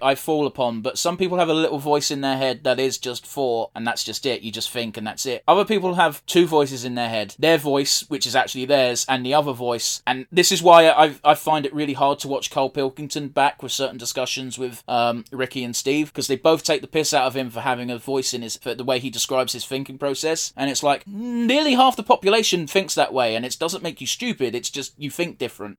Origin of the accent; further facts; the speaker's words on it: United Kingdom; being British